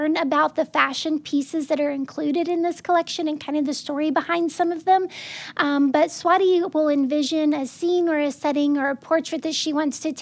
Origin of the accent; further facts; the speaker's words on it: Arkansas, United States; growing up in Arkansas. It looks like so many of the small towns that we would pass through.